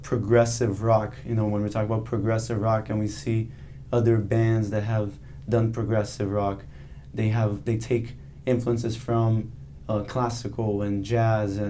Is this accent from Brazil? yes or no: yes; Brazil; moved away; I am originally from Brazil, so I have a lot of Brazilian music background